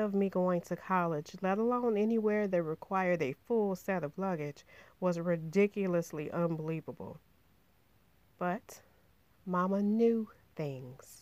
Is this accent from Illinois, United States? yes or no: yes; Chicago, Illinois, United States; I grew up in Inglewood, the largest and one of the most disenfranchised neighborhoods on Chicago's South Side